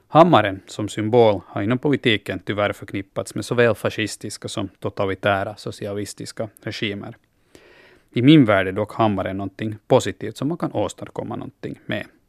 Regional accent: Finland

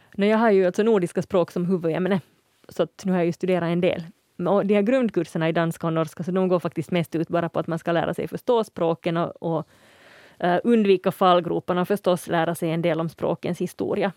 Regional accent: Uusimaa, Finland; jag som kommer härifrån huvudstadsregionen

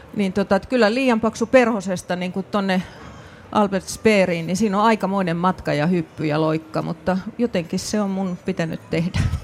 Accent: Raahe, North Ostrobothnia, Finland; omasta kotikaupungistani Raahesta

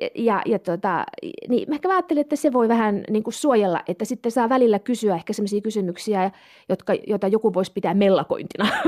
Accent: Kemi, Lapland, Finland; moved away as an adult; also born or lived in Turku / Stockholm; mä oon Kemistä kotoisin. Mä oon tuota, pohjoissuomalainen ja, ja tuota, halusin mahdollisimman kauas kotikaupungista

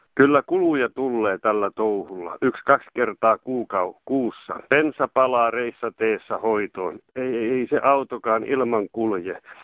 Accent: northern Finland, Finland; olen täältä pohjoisesta kotoisin

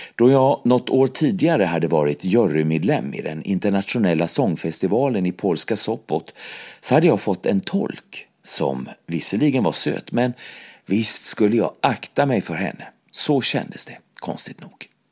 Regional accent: Mölndal, Västra Götaland, Sweden; moved away as an adult; also born or lived in Gothenburg; now in Paris, France; Barndomen i Mölndal, en fattig arbetarförstad till Göteborg

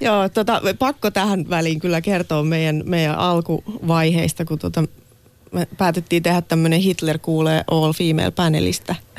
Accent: Laihia, Ostrobothnia, Finland; now in Helsinki, Finland; mä oon Laihialta kotoisin ja nyt asun Helsingissä

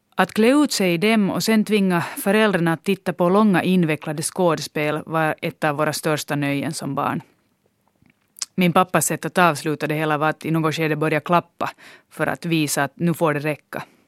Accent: Loviisa, Uusimaa, Finland; gått på samma danstimmar i Lovisa, vilket var min hemstad då.

